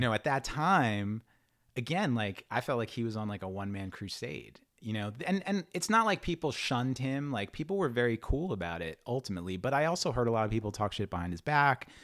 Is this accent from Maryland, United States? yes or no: no; New York City, New York, United States; also born or lived in Long Island; I grew up in Queens